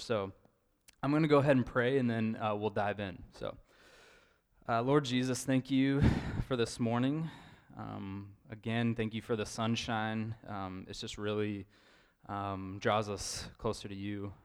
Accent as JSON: {"language": "English", "region": "Idaho", "country": "United States", "moved": "as an adult", "lives_now": "Eugene, United States", "said": "I'm from Idaho"}